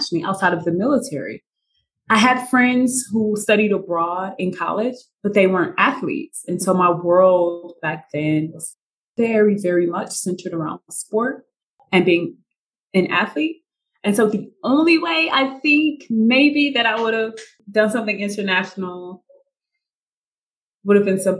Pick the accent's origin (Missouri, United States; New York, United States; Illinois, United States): Missouri, United States; St. Louis; moved away as an adult; also born or lived in Germany; now in Medellin, Colombia; I'm from St. Louis, Missouri, grew up in the inner city.